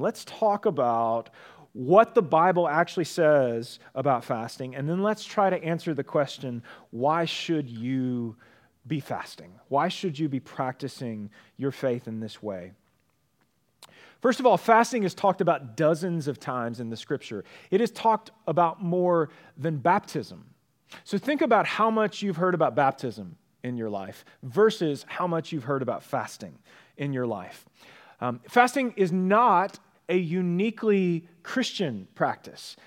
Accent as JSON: {"language": "English", "country": "United States", "said": "We are American"}